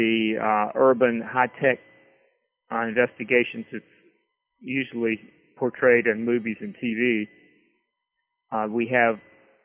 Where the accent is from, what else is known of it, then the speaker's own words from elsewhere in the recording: rural Virginia, United States; this is my hometown that I write about